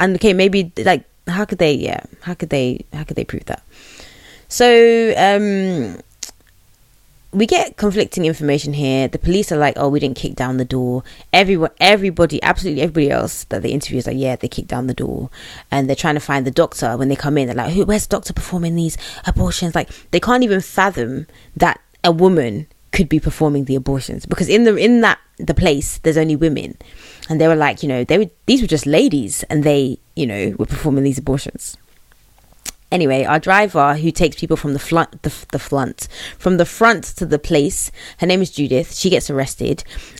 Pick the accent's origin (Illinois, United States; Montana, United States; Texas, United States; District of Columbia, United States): Illinois, United States; Chicago; Bitch, like, I'm from Chicago.